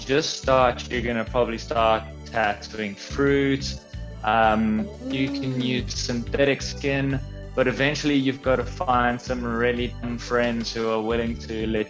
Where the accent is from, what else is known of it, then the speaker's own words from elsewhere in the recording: Johannesburg, Gauteng, South Africa; also born or lived in Cape Town; I was born in Cape Town, moved to Johannesburg when I was about 8 years old